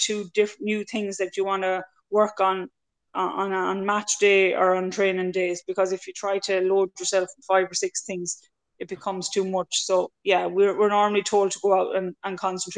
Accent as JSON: {"language": "English", "country": "Ireland", "moved": "as an adult", "lives_now": "Australia", "said": "as Irish girls"}